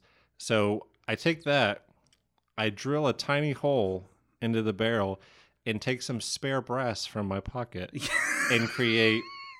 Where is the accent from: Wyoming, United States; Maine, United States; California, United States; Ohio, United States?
Ohio, United States; Franklin; I am from Big Texas, Franklin, Ohio.